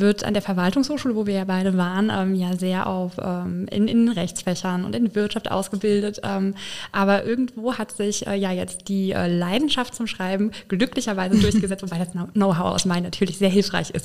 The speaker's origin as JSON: {"language": "German", "town": "Filsen", "region": "Rhineland-Palatinate", "country": "Germany", "also_born_or_lived": "Paris", "lives_now": "Koblenz, Germany", "said": "ich komme aus dem schönen Rhein-Lahn-Kreis aus Filsen gegenüber von Boppard"}